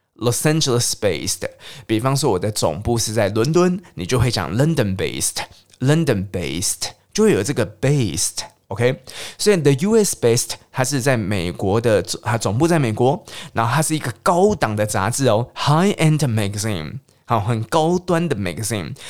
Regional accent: Taiwan; 总之我们台湾人都喜欢跑出去日本、韩国，然后或是去泰国、越南等等等地方玩

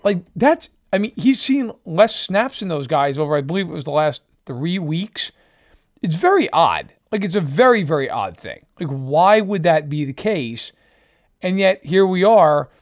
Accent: New York, United States; moved away as an adult; also born or lived in Virginia; now in Chicago, United States; I grew up on the East Coast, grew up in New York

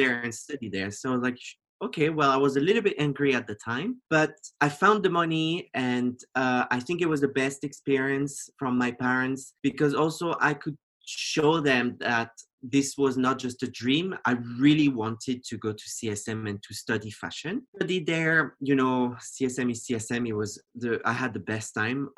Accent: French-speaking Switzerland, Romandy, Switzerland; moved away as an adult; also born or lived in Geneva; I grew up in Switzerland in a very conservative village. It's on the French side of Switzerland, so it's south.

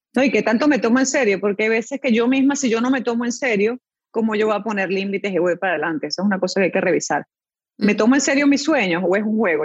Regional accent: Venezuela; moved away as an adult; also born or lived in Chile; now in Panama; me crié en Venezuela

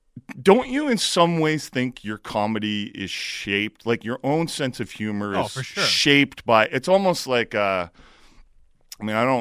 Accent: Hamilton, Ontario, Canada; I'm from Hamilton.

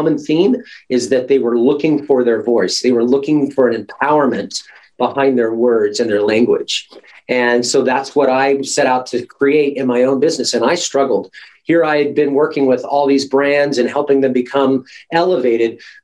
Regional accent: Alaska, United States; my mom and I grew up born and raised in Alaska.

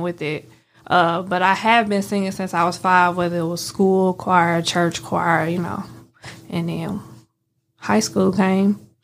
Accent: St. Louis, Missouri, United States; now in Memphis, United States; I'm from Saint Louis

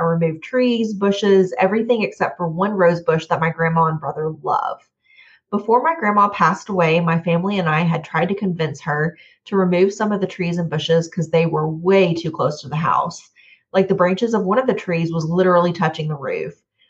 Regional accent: Montebello, California, United States; It's the oldest church in the town I grew up in Montebello

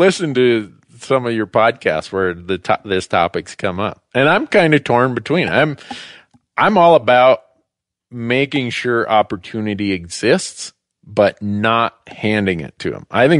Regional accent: Minnesota, United States; where I grew up in Minnesota, where everybody hunted and fished.

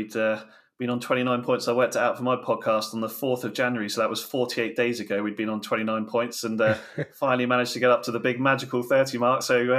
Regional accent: Southampton, South East England, United Kingdom; Southampton, unsurprisingly.

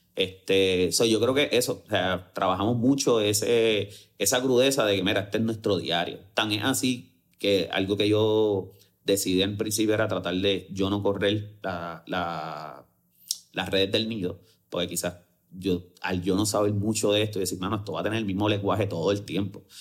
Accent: Bayamón, Puerto Rico; Y soy full de Bayamón y vivo súper orgulloso de ser de Bayamón

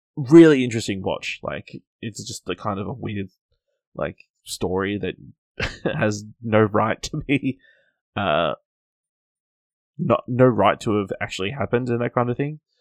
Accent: Australia; as an Australian

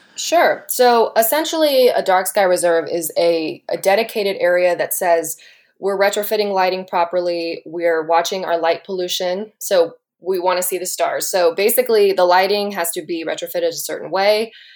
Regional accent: Alpine, Texas, United States; now in Austin, United States; I was from Alpine originally

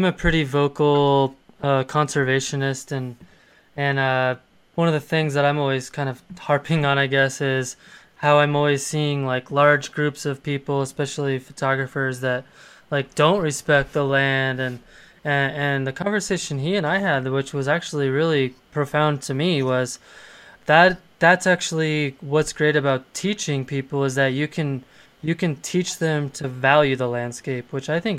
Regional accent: Colorado, United States; I was born and raised in Colorado

